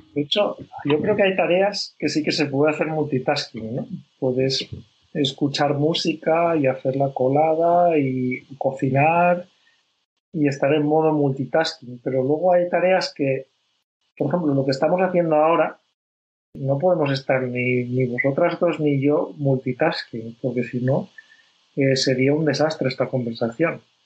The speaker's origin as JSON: {"language": "Spanish", "country": "Spain", "said": "yo, yo que soy de España, en España, eh, somos muy, muy al revés"}